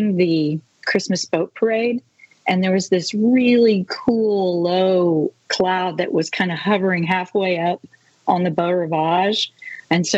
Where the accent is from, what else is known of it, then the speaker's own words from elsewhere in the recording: Central Texas, United States; moved away as an adult; now in Mississippi Gulf Coast, United States; I grew up in Central Texas in a German community that was founded by a German prince